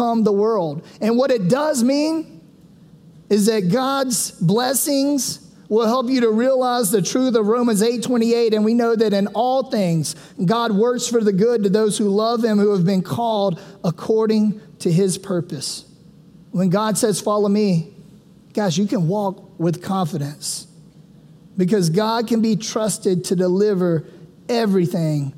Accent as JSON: {"language": "English", "town": "Sumter", "region": "South Carolina", "country": "United States", "said": "I'm from Sumter, South Carolina"}